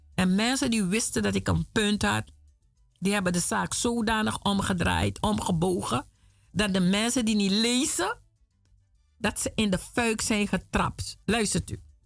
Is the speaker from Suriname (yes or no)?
yes; Suriname; now in Netherlands; ik ben een Afrikaanse, Surinaamse, woonachtig in Nederland